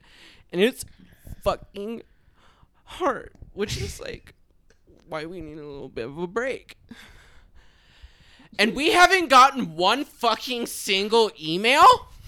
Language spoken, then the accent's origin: English; Portland, Oregon, United States; My hometown.